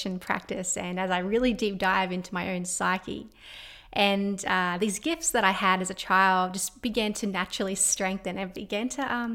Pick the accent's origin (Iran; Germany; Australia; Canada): Australia; my hometown, my small little mining town here in Australia